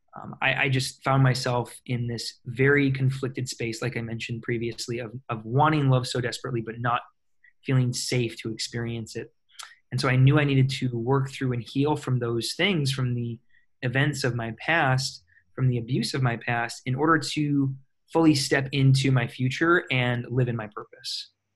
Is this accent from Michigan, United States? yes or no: yes; Michigan, United States; moved away as an adult; also born or lived in Minnesota / Chicago, Illinois; now in California, United States; I was born and raised in Michigan in a very very small town, little over a thousand people, uh, right on Lake Michigan